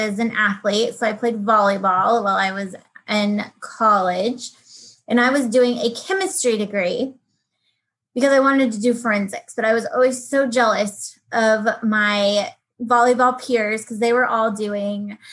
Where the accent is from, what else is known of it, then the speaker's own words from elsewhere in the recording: Colorado, United States; moved away as an adult; now in Texas, United States; I grew up in Colorado